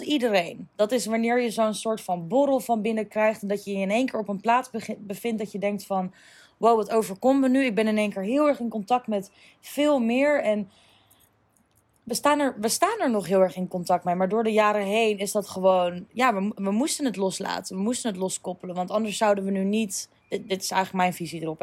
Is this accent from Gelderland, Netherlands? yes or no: yes; Apeldoorn, Gelderland, Netherlands; moved away as an adult; also born or lived in Amsterdam / Ibiza; ik ben opgegroeid in Apeldoorn. Eigenlijk specifiek in Uggelen, dorpje.